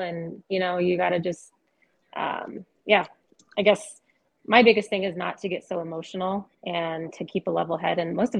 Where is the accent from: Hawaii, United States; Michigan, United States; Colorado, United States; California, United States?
Colorado, United States; Loveland; I'm from Northern Colorado originally. I grew up in Loveland